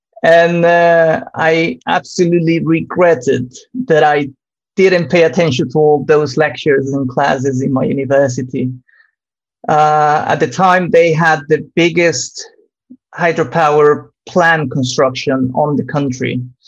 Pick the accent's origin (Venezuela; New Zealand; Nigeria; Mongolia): Venezuela; I'm originally from Venezuela. And Venezuela, it's a relevant country when you talk about hydropower.